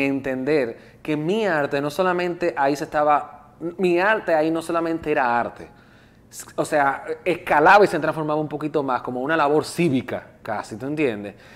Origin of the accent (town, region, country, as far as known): Dominican Republic